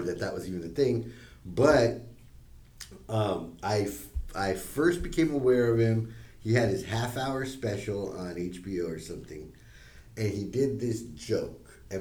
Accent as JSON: {"language": "English", "country": "Costa Rica", "said": "I was from Costa Rica"}